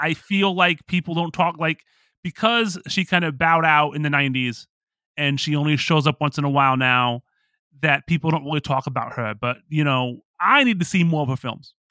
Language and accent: English; Pittsburgh, Pennsylvania, United States; moved away; I lived in Pittsburgh